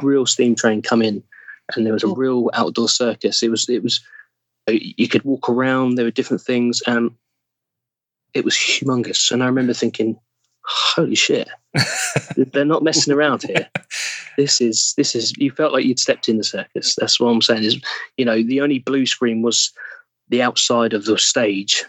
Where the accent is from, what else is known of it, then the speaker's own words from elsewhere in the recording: England, United Kingdom; accent: English; I would accidentally drop back to English